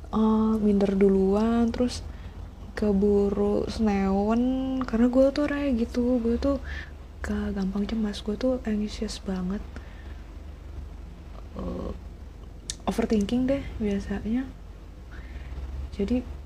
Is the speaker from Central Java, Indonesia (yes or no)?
no; Tangerang, Banten, Indonesia; also born or lived in Surabaya; now in Jakarta, Indonesia; padahal gue aslinya orang Tangerang men gue uh, besar Tangerang sekolah dari TK sampai SMA di Tangerang terus gue pergi kuliah di Surabaya